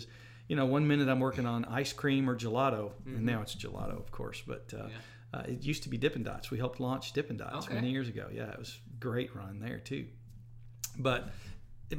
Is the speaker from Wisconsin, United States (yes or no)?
no; Hohenwald, Tennessee, United States; now in Jackson, United States; I'm from Middle Tennessee originally. I grew up in Hohenwald, Tennessee.